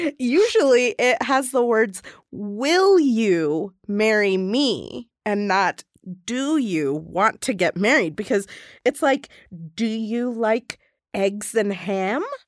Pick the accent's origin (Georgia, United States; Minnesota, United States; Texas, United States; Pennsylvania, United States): Georgia, United States; Atlanta; now in Denver, United States; I grew up in Atlanta, Georgia